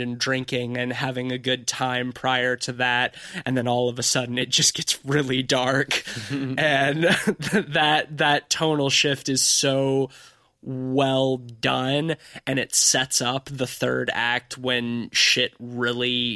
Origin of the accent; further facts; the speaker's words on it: Gulf Coast, United States; I grew up on the Gulf Coast where shark attacks are a thing